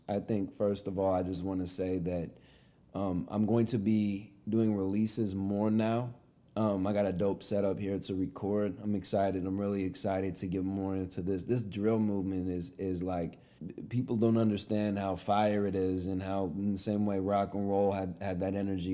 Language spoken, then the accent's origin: English; California, United States; born or raised there